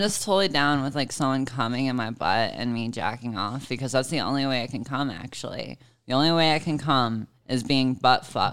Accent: Savannah, Georgia, United States; moved away; my hometown is Savannah, Georgia

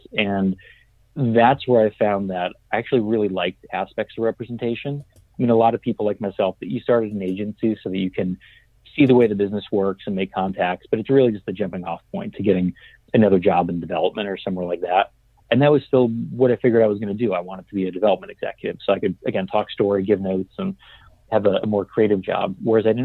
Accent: New England, United States; moved away as an adult; also born or lived in New Orleans; growing up in New England

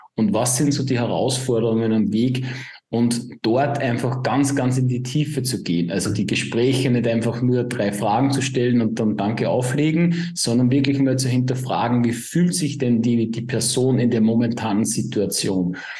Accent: Upper Austria, Austria; komme aus dem wunderschönen Oberösterreich. Man hört es vielleicht auch ein bisschen an meinen Akzent.

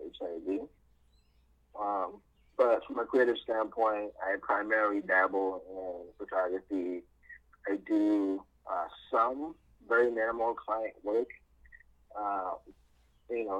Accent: New York City, New York, United States; moved away as an adult; also born or lived in Ghana; So I basically lived and grew up in like New York City until I moved out for like college and pharmacy school

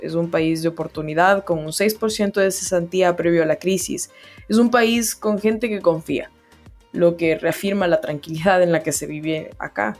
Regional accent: Ecuador; also born or lived in Spain; now in Chile; yo soy ecuatoriana

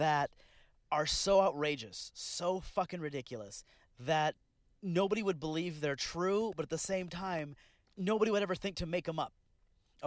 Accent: Bakersfield, California, United States; I'm from Bakersfield, California.

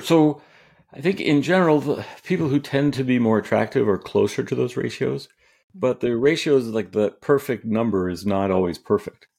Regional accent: California, United States; also born or lived in New York; I grew up out here in California

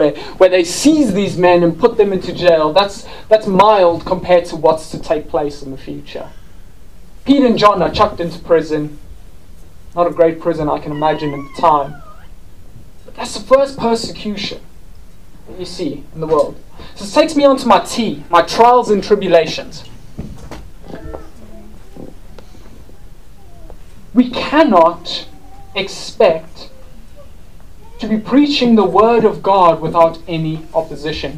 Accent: South Africa; now in United Kingdom; I'm South African.

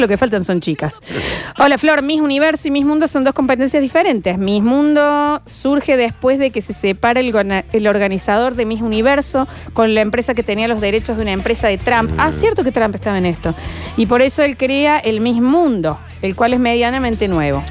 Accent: Argentina; representante argentina

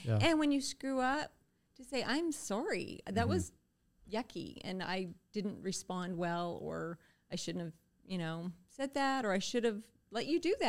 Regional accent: Canada; I think being Canadian without cable might have been a lot like being Amish.

